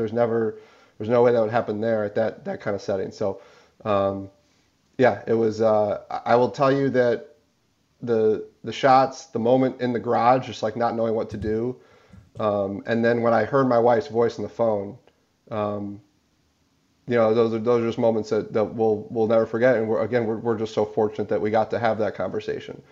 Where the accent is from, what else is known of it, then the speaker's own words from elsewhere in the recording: Highland Park, Illinois, United States; I grew up in Highland Park